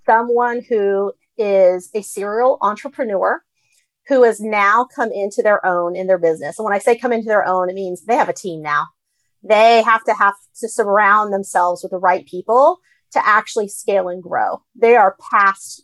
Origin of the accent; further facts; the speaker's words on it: United States; I was the kid that spoke English and was getting an American education and grew up in this culture. Like, I understand American culture because I'm Asian American